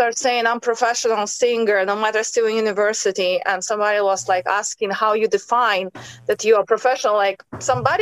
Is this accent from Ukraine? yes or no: yes; Ukraine; moved away as an adult; also born or lived in United States / China; now in Spain; I was born in Ukraine and raised